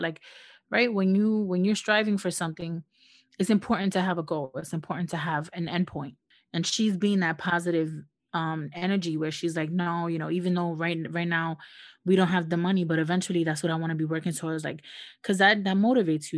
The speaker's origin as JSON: {"language": "English", "country": "United States", "also_born_or_lived": "New York", "said": "we're, we're, we're from the United States. We, we live in the United States"}